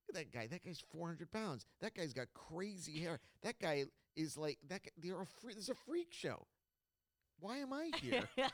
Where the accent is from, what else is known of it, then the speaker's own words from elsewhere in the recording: Maryland, United States; I grew up in Maryland.